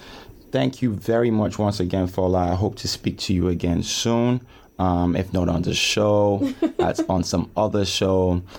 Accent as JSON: {"language": "English", "country": "Nigeria", "moved": "yes", "lives_now": "United Kingdom", "said": "we're both from Nigeria and we're both going back home."}